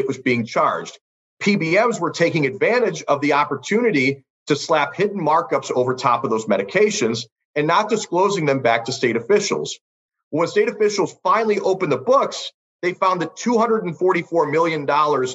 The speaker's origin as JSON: {"language": "English", "region": "Ohio", "country": "United States", "tie": "born or raised there", "said": "in my home state of Ohio"}